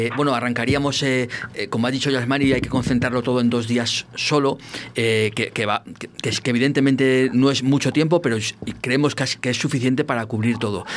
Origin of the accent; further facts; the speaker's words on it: El Barco de Ávila, Castile and León, Spain; en mi pueblo